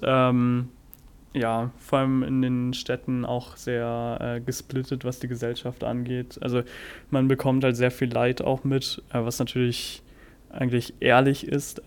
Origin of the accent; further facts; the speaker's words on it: Germany; also born or lived in Cincinnati, United States; bei uns in Deutschland